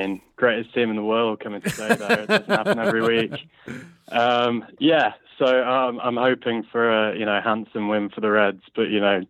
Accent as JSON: {"language": "English", "town": "Shrewsbury", "region": "West Midlands", "country": "United Kingdom", "moved": "yes", "lives_now": "London, United Kingdom", "said": "Live in London, but I'm from Shrewsbury originally."}